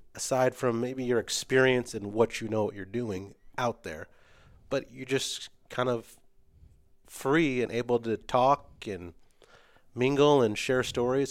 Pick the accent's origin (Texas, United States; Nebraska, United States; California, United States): Nebraska, United States; West Point; also born or lived in Fremont, Nebraska; I grew up in West Point and in Fremont, so northeast and east side